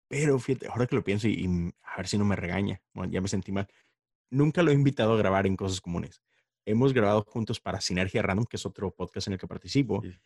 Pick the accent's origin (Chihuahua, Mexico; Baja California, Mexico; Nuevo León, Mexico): Nuevo León, Mexico; Monterrey; moved away as an adult; now in Houston, United States; soy regio, Monterrey, Nuevo León